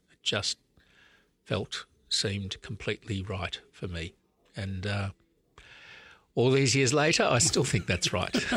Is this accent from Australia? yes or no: yes; Sydney, New South Wales, Australia; also born or lived in Melbourne, Australia / Oxford, United Kingdom; I grew up in Sydney, so I'm actually back in my hometown now as Archbishop.